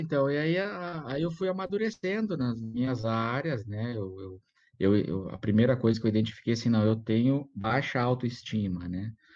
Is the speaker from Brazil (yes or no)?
yes; Brazil; also born or lived in Munich, Germany; eu, eu, como brasileiro ali, né, frequentando a Igreja Batista lá em Munique